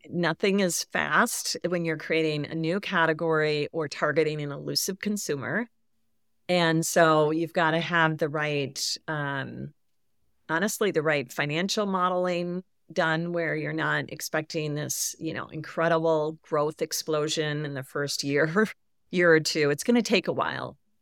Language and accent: English; Midwest, United States; I grew up in the Midwest. My I live in the Midwest.